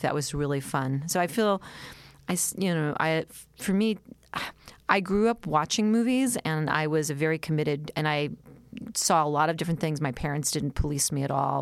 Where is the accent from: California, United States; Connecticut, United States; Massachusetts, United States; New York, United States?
New York, United States; New York City; I grew up, um, in New York City, in the East Village